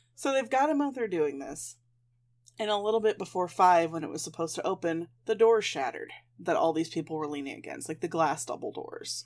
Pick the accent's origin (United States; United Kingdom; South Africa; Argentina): United States; Midwest; I'm a Midwesterner.